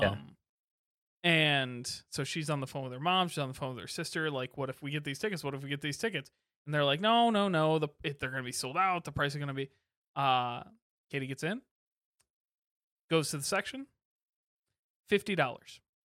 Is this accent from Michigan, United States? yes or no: yes; Kalamazoo, Michigan, United States; I grew up in Kalamazoo, home of Bells